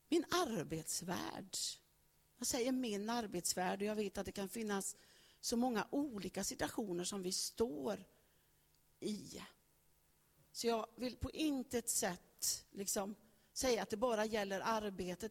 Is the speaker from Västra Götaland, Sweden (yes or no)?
yes; Högsäter, Västra Götaland, Sweden; Jag föddes i Högsäter, Rännelanda socken. Och där föddes jag på en bondgård. Jag fick del av värderingar, fick del av gener, fick del av en uppväxt